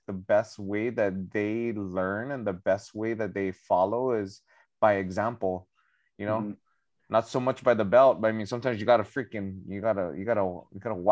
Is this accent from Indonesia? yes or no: no; Northern Mariana Islands; growing up in Saipan, you know, 14 miles long, 7 miles wide, 40,000 people